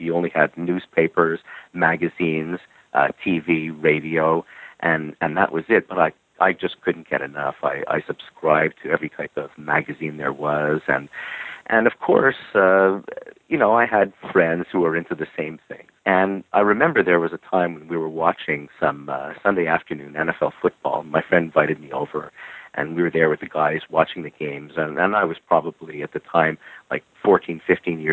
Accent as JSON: {"language": "English", "town": "Montreal", "region": "Quebec", "country": "Canada", "tie": "born or raised there", "said": "I'm from Montreal, Quebec, Canada, and I'm born, raised, and lived here pretty much all my life"}